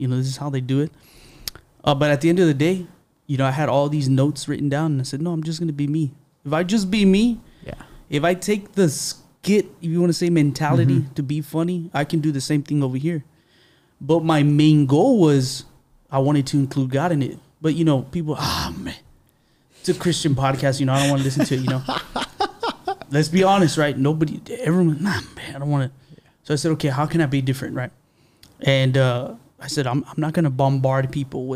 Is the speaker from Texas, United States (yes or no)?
yes; San Antonio, Texas, United States; I grew up here. I grew up on the Southside